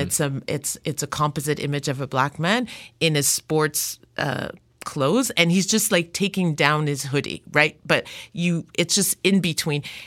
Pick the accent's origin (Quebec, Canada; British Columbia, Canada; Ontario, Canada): Quebec, Canada; Montreal; also born or lived in Democratic Republic of the Congo; raised in Montreal